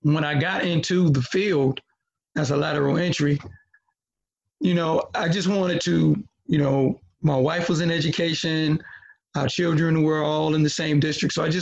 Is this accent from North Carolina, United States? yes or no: yes; Halifax County, North Carolina, United States; I grew up in Halifax County, not Northampton